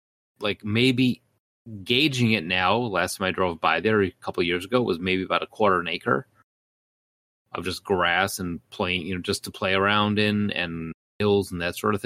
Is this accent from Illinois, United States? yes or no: yes; Chicago, Illinois, United States; also born or lived in Elgin, Illinois / Bolingbrook, Illinois; For the early years of my life, I grew up on Ashland Avenue in Chicago